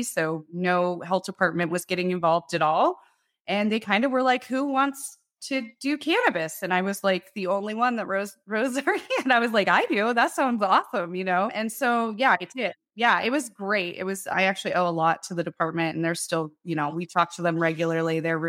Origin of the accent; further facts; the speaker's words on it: Loveland, Colorado, United States; I was born in Loveland, Colorado. Yeah, so I grew up in Colorado. I am originally from Loveland